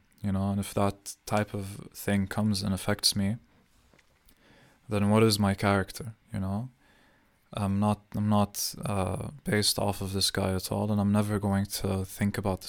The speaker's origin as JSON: {"language": "English", "country": "Palestine", "also_born_or_lived": "Saudi Arabia", "said": "I've always defined myself as Palestinian to everyone, even though my passport is Jordanian and I was born in Saudi Arabia."}